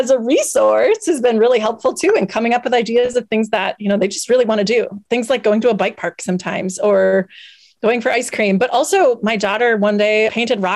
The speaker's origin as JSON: {"language": "English", "region": "Wisconsin", "country": "United States", "said": "I'm from Wisconsin. I can't deny the fact that my roots are rooted in dairy some way, some shape, somehow."}